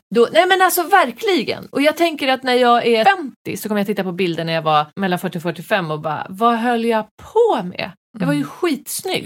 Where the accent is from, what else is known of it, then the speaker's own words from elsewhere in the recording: Västerås, Västmanland, Sweden; jag är ju från Veås